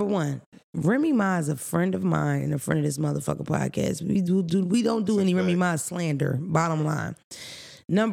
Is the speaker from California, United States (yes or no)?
no; Philadelphia, Pennsylvania, United States; I grew up in Philadelphia.